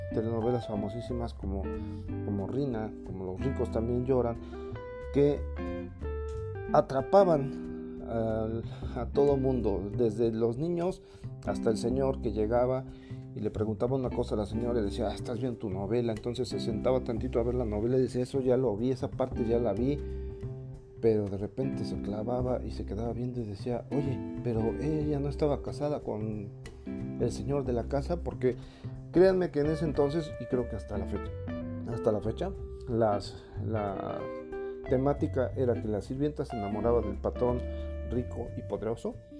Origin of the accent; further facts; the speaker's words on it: Puebla, Mexico; soy poblano, los poblanos somos totalmente paneros